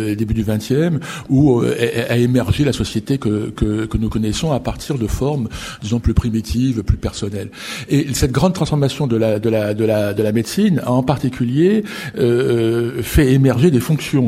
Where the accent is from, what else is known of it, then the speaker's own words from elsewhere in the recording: France; chez nous en France